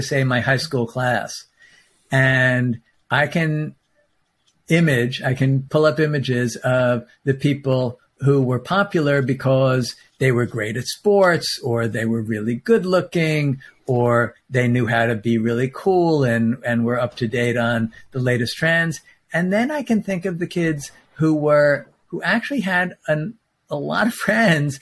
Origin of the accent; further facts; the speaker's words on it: New York, United States; I'm a New Yorker